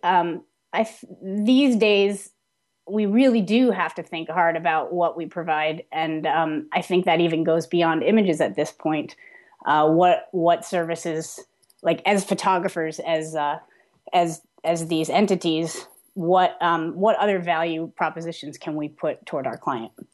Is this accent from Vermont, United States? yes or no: yes; Vermont, United States; I grew up in Vermont